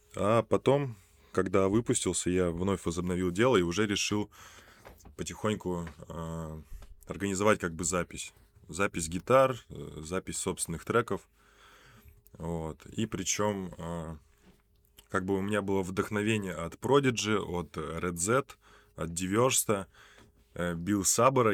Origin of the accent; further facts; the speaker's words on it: Polyarny, Murmansk Oblast, Russia; also born or lived in Rossosh; я родился в Россоши, значит, примерно мне было три месяца, мой отец, ввиду своей, опять же, работы, э, поехал на север, э, в Мурманскую область, город Полярный. И в этом городе, соответственно, я уже рос